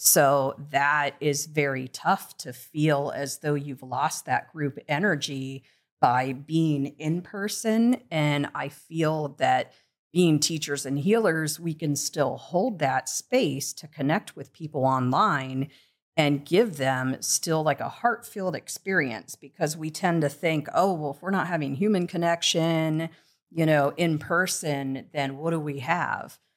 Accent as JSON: {"language": "English", "region": "Midwest", "country": "United States", "tie": "born or raised there", "moved": "yes", "lives_now": "Los Angeles, United States", "said": "growing up in the Midwest"}